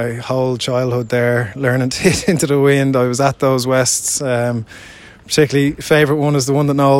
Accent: Enniscrone, Connacht, Ireland; I was a young boy then, but yeah, I mean, growing up in Enniscrone

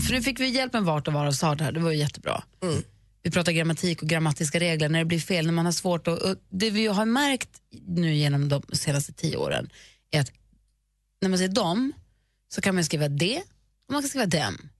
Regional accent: Luleå, Norrbotten County, Sweden; moved away; jag är ju uppvuxen i Luleå och där mm. säger man ju vars.

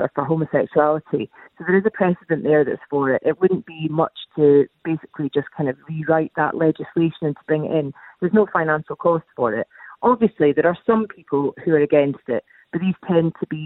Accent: Scotland, United Kingdom; I grew up in Scotland

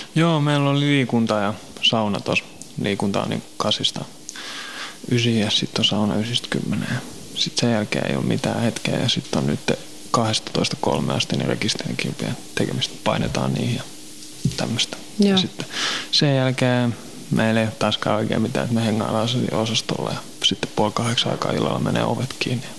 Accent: Helsinki, Uusimaa, Finland; also born or lived in Kirkkonummi / Pornainen; mä oon vähän joka puolella Helsinkiin kasvanut

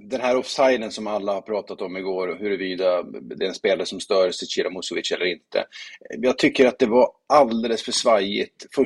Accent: Sweden; nu tänker jag inte som svensk, det är klart att man kan vara färgad och påverka

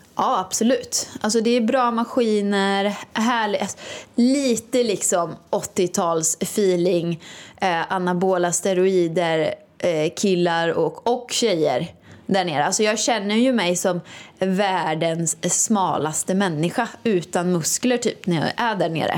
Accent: Åmål, Västra Götaland, Sweden; now in Stockholm, Sweden; Åmål då, där jag kommer ifrån.

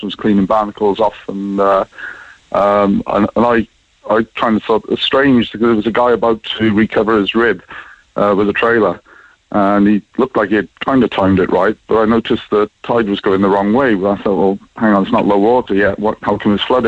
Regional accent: Cardiff, Wales, United Kingdom; now in Ireland; I'm from Cardiff originally

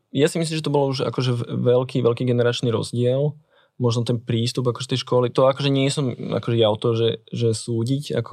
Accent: Bratislava, Bratislava Region, Slovakia; som na Transkom mýte, teda kúsok od Istropolisu.

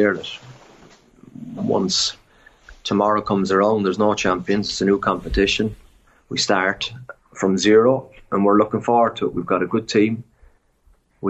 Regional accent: Cork, Munster, Ireland; moved away as an adult; now in France; I'm 100% a Colchi. Yeah. I'm from Cork.

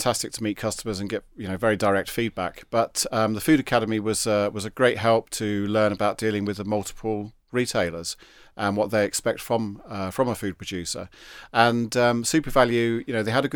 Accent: London, United Kingdom; moved away as an adult; now in Schull, Ireland; I'm from London originally

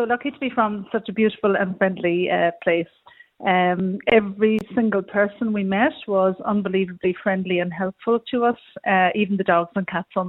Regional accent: Cork, Munster, Ireland; we're from Cork

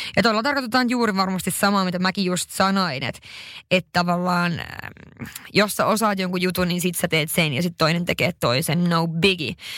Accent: northern Finland, Finland; moved away; mä oon pohjoisesta kotoisin

